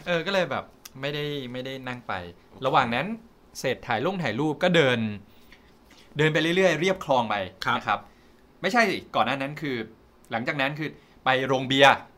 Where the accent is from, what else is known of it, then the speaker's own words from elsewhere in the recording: Thailand; เราเป็นคนไทย